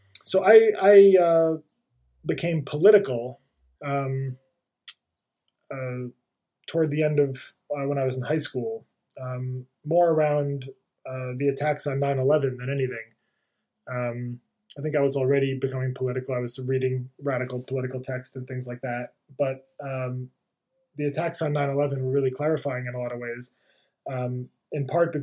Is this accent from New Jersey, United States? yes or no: yes; New Jersey, United States; I grew up in New Jersey, right across the Hudson River from Manhattan